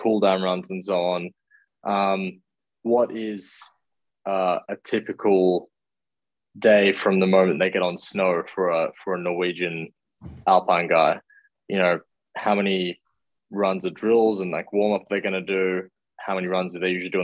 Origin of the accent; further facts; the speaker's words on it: Australia; as an Aussie racer